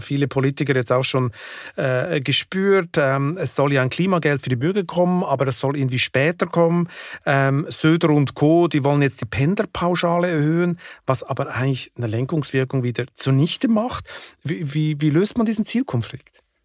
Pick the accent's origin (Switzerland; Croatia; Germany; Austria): Switzerland; als Schweizer geübt in der direkten Demokratie